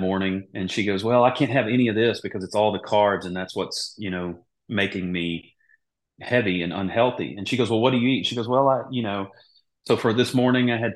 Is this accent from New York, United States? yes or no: no; Mississippi, United States; moved away as an adult; also born or lived in Charlotte, North Carolina; growing up in Mississippi, like we use porks and everything, you know, we grew up eating green beans